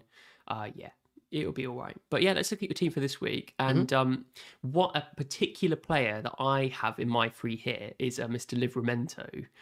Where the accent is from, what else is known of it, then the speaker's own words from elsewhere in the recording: Southampton, South East England, United Kingdom; That's a really good point about the right mid spot because I am actually from Southampton. That's where I live.